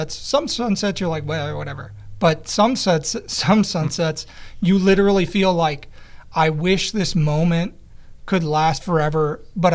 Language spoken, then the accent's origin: English; Chicago, Illinois, United States; moved away; I'm originally from Chicago